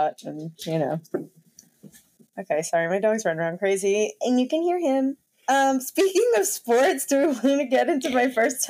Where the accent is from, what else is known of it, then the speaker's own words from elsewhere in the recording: New York, United States; because I'm from New York